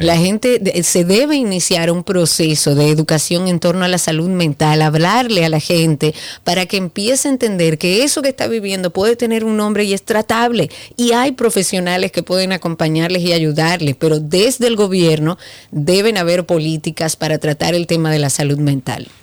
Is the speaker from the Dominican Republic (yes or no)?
yes; Dominican Republic; Eso no es lo que nos definía a nosotros como dominicanos